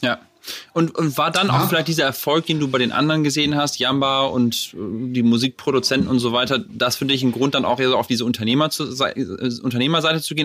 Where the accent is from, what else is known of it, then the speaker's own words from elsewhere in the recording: Lower Saxony, Germany; also born or lived in Hamburg; wir kommen ja aus der ähnlichen Ecke, aus, äh, aus Niedersachsen